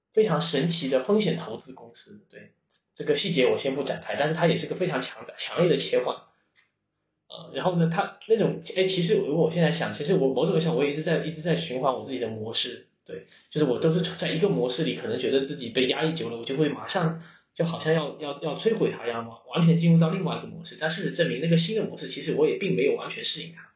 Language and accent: Chinese; Fuzhou, Fujian, China; moved away as an adult; 我们从小在这里可能，当大家在福州可能见得太多了